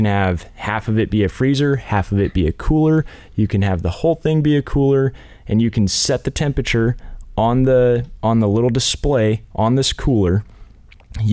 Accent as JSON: {"language": "English", "region": "Central Oregon", "country": "United States", "said": "I'm actually from Central Oregon"}